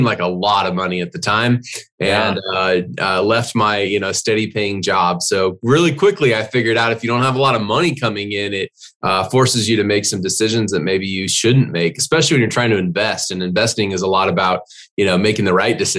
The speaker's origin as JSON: {"language": "English", "town": "Glendale", "region": "Arizona", "country": "United States", "tie": "born or raised there", "said": "I grew up in Glendale, Arizona"}